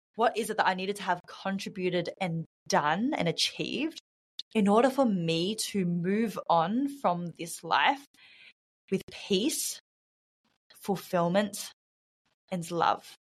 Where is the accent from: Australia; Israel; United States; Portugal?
Australia; moved away as an adult; now in Bali, Indonesia; I'm from Australia, uh, born and raised in Australia, but I'm currently living in Bali.